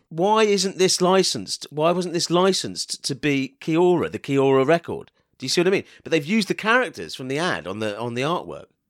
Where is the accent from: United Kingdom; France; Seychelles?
United Kingdom; I am British.